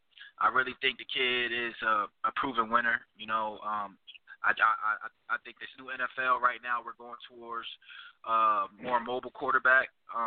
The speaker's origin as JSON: {"language": "English", "town": "New Haven", "region": "Connecticut", "country": "United States", "tie": "born or raised there", "said": "which I am a Pats fan, growing up in New Haven, Connecticut."}